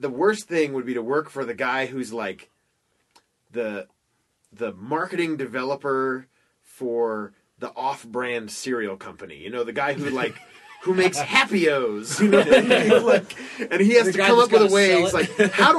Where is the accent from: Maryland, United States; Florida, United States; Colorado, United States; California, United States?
Florida, United States; when I was growing up in Florida